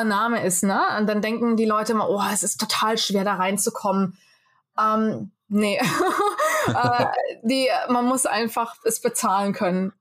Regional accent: Fulda, Hesse, Germany; moved away as an adult; also born or lived in Rome / Wiesbaden / Los Angeles; now in Mumbai, India; Ich bin in Fulda geboren, bin in Pronzell aufgewachsen

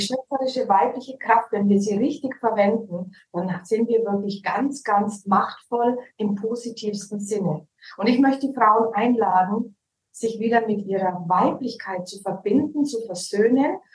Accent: Allgäu, Bavaria, Germany; accent: Franconian; moved away as an adult; also born or lived in Nuremberg; now in Cyprus; aus Nürnberg. Aufgewachsen bin ich tatsächlich im Allgäu. Ich bin geboren in Nürnberg. Dann mhm. wurde ich ins Allgäu gezogen, so mit 14, 15 wieder zurück nach mhm. Nürnberg

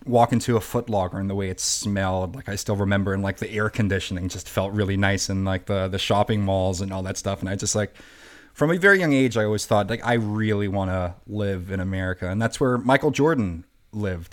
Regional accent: Germany; English is a second language; moved away as an adult; now in New York, United States; I went to an international school in Germany, so I learned English from a, from a young age.

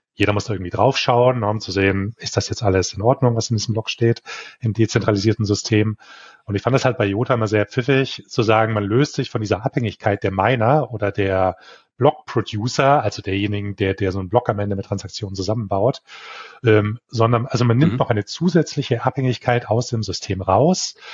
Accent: Bavarian area, Germany; Ich komme aus Deutschland, ähm, aus dem bayerischen Raum

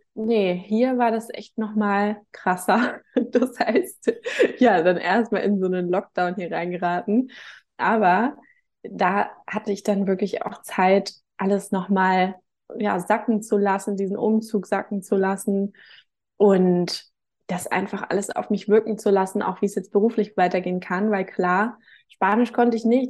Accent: Hamburg, Germany; moved away as an adult; now in Gran Canaria, Spain; bin geboren und aufgewachsen in Hamburg

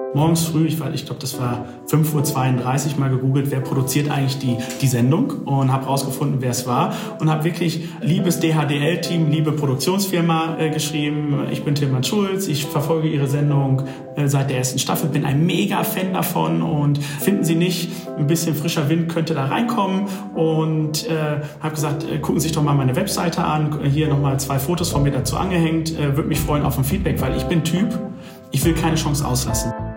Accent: Dortmund, North Rhine-Westphalia, Germany; ich komme ja aus Dortmund

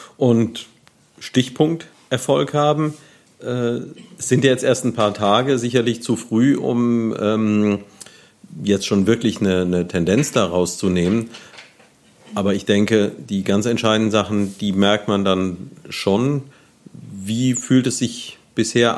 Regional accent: Neuwied, Rhineland-Palatinate, Germany; moved away as an adult; ich bin hier aufgewachsen, war dann lange Zeit weg und seit einiger Zeit wieder hier

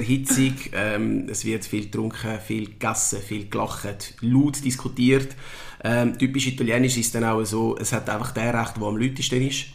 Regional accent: Winterthur, Zurich, Switzerland; ich bin in der Schweiz geboren und aufgewachsen

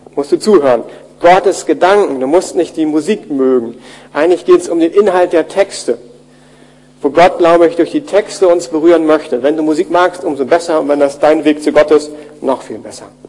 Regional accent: Germany; wir als Deutsche

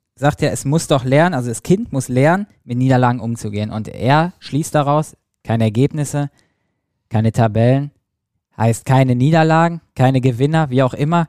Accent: Selm, North Rhine-Westphalia, Germany; komm ja aus Selm

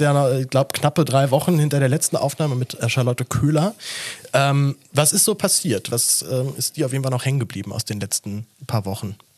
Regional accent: Berlin, Germany; Ich bin ja selber Berliner

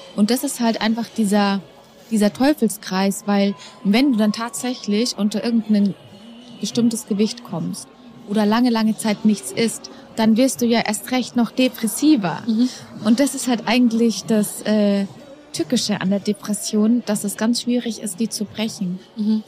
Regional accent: Dachau, Bavaria, Germany; Ich bin in Dachau geboren

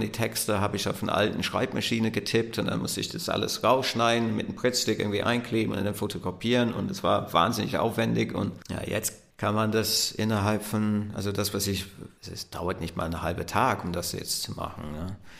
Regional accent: Southampton, South East England, United Kingdom; German is a second language; moved away; Ich bin groß geworden in Southampton, was eine Hafenstadt ist. Der Stadtteil, in dem ich aufgewachsen bin, heißt Woolston

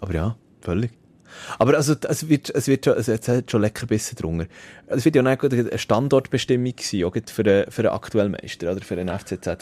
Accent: Switzerland; bei uns in der Schweiz

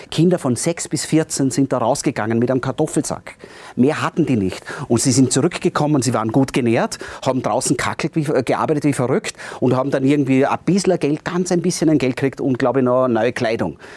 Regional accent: Austria; bei uns in Österreich, in den Alpen speziell

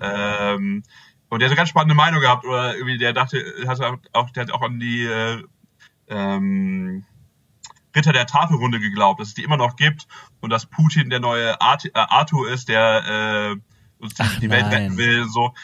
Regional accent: Bünde, North Rhine-Westphalia, Germany; now in Celle, Germany; ursprünglich komme ich aus Bünde

